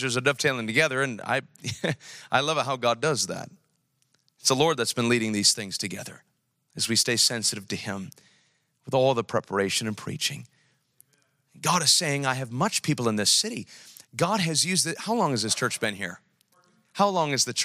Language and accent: English; New York, United States; now in Sacramento, United States; I'm from New York